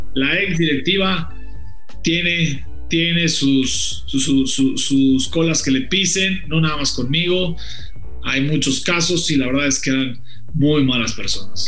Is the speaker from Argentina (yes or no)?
no; Mexico; mi país